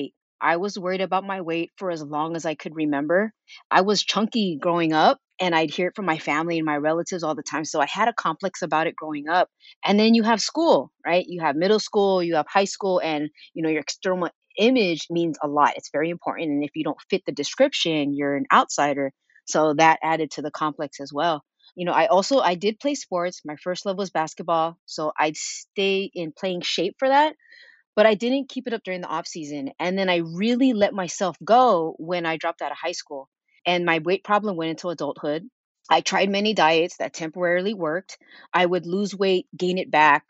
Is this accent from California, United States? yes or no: yes; Sunnyvale, California, United States; also born or lived in San Jose; I was born in San Jose, raised in Sunnyvale